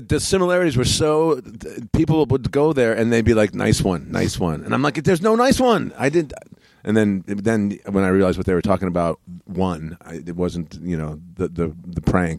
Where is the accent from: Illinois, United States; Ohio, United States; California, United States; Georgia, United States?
Ohio, United States; Cleveland; also born or lived in Lafayette, Indiana; I'm from Cleveland, Ohio.